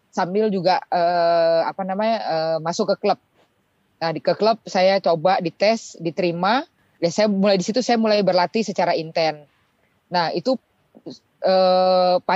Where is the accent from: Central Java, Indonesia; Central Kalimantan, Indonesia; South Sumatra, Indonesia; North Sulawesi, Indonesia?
North Sulawesi, Indonesia; Manado; born there; saya lahir di Manado. Eh, hitungannya daerah ya Pak ya karena biasanya itu eh, yang berprestasi berprestasi itu rata-rata di Jawa.